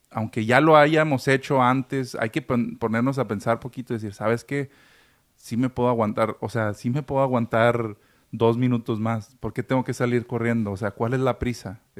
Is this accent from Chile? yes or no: no; Mexico; Pero ahora sí que como mexicanos, la mala costumbre